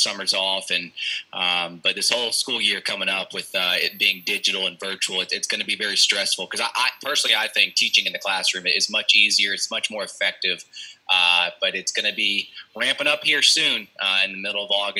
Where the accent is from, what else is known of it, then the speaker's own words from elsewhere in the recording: Charlotte, North Carolina, United States; growing up in Charlotte, my parents kind of always dressed me in Charlotte Hornets gear